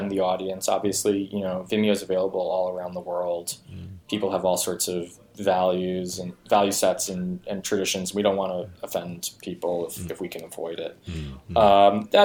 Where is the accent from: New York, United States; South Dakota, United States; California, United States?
New York, United States; I was surrounded by a lot of Spanish just in general growing up in New York